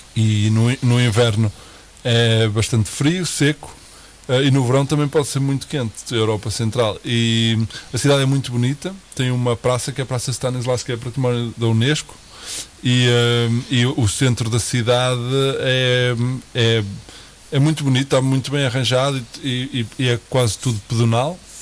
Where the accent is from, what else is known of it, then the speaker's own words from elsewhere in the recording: Portugal; moved away as an adult; sendo português e tendo já alguns amigos no Porto